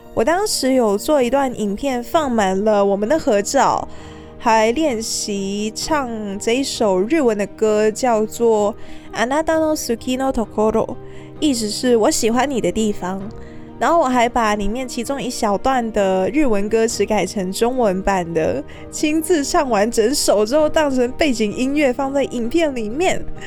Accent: Hong Kong; moved away as an adult; now in Taiwan; 我从小在香港接触到的邻居都是有事才会来敲门

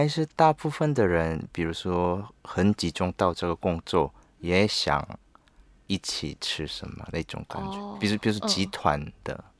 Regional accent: Busan, South Korea; accent: Busan dialect; Chinese is a second language; also born or lived in Seoul; 当然会说，但是现在住以前住很久，住在首尔啊，那之后方言比较少了。然后我的釜山朋友遇 遇到时候我也说方言啊，但是他们都觉得我说首尔话。

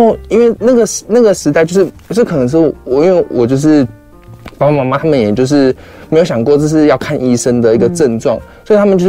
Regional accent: Kaohsiung, Taiwan; moved away as an adult; now in Taipei, Taiwan; 因为我是高雄人

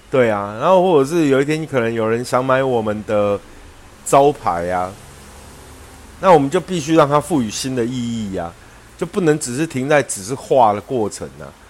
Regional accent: Yunlin County, Taiwan; 我们老家云林

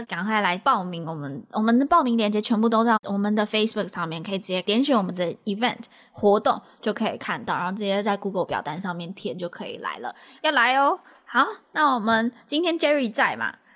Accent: Taiwan; now in United States; 我们是从台湾去到美国啦

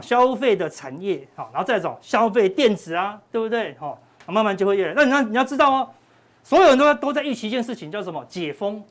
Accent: Taiwan; 我们台湾人

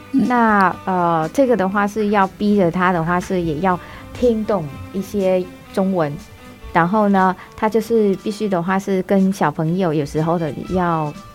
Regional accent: Vietnam; first language Vietnamese; Chinese is a second language; moved away as an adult; also born or lived in Taiwan; now in Taipei, Taiwan; 去了解我们自己母语本身的结构和根源，让我传达出去的话，他们还更能够专业地理解这个越南语

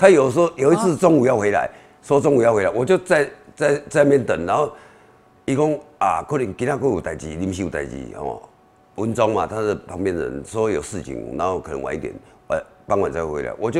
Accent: Beitou, Taipei, Taiwan; also born or lived in Shilin; 我是在周美里长大，以前周美是周美里是士林，现后来把它划到北投，因为做红化炉，把它划到划到北投。

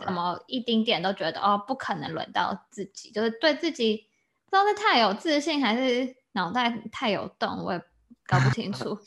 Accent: Taiwan; 我们就是台湾人

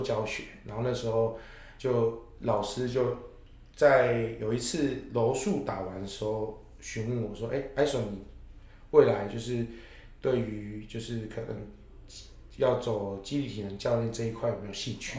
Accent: Chiayi, Taiwan; now in Taipei, Taiwan; 我是嘉义人

